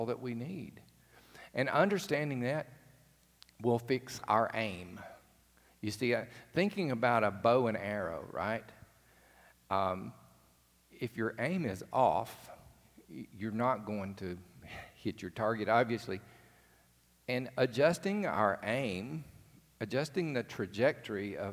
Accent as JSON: {"language": "English", "region": "rural Alabama", "country": "United States", "tie": "born or raised there", "said": "I grew up in the country in another part of the state"}